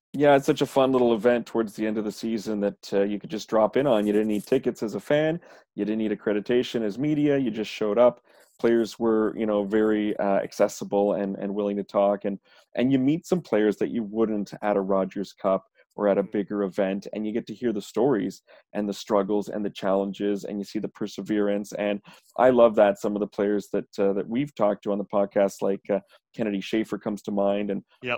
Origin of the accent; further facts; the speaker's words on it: Canada; I'm Canadian